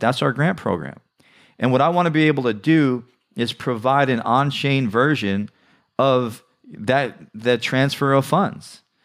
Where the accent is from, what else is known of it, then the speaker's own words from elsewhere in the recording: New York City, New York, United States; I grew up in the New York City area